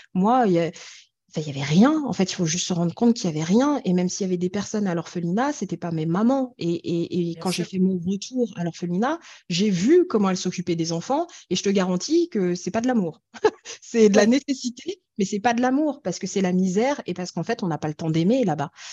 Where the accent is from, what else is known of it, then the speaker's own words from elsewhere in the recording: France; also born or lived in Ethiopia; j'ai grandi en France